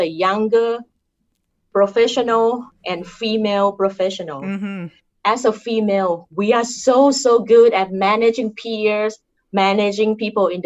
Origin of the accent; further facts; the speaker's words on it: Thailand; accent: Thai; English is a second language; moved away; I'm Thai. I cannot change my accent to be Caucasian accent or European accent.